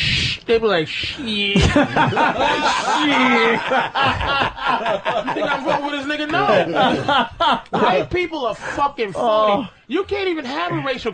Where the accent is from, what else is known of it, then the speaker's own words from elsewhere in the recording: Boston, Massachusetts, United States; I grew up in Boston